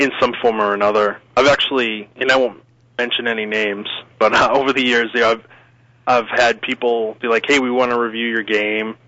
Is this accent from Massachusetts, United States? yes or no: yes; Northern Massachusetts, United States; accent: East Coast; moved away; Northern Mass area originally.